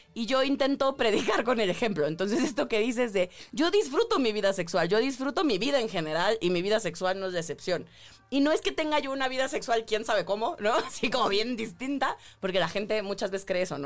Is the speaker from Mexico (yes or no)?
yes; Tabasco, Mexico; yo crecí en Tabasco